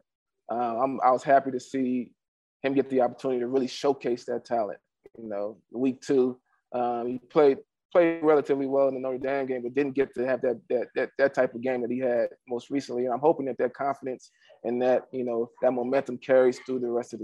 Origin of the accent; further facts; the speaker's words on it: Nigeria; I'm a Nigerian player